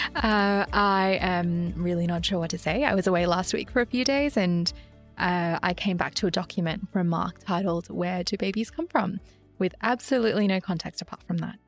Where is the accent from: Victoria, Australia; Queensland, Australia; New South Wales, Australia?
New South Wales, Australia; Sydney; I grew up in Sydney